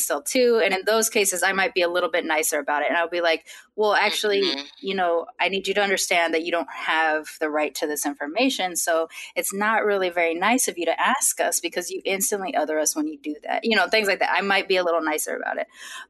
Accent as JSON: {"language": "English", "town": "Long Beach", "region": "California", "country": "United States", "said": "I'm from Long Beach or I'm from California"}